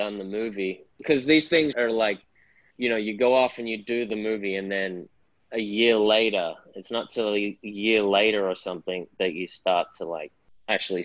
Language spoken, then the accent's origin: English; Sydney, New South Wales, Australia; I grew up in Sydney, Northern Beaches, small beach community.